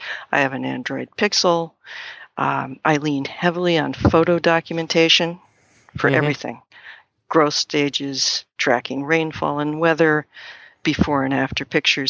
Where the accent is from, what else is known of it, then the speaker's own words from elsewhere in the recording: New England, United States; born there; now in Maine, United States; I was born in New England. I lived in various places in the U.S., Mexico, and Canada. And then 35 years ago or so, I moved to Maine.